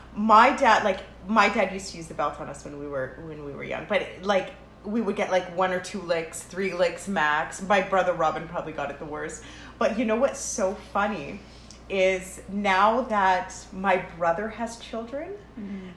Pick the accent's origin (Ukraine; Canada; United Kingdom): Canada; also born or lived in Lebanon; I am 100% Canadian